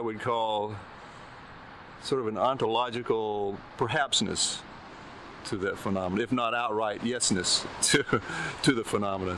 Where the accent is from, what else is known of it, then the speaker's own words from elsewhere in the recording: Philadelphia, Mississippi, United States; moved away; being from Mississippi, the middle of Mississippi, I'm growing up there in my formative years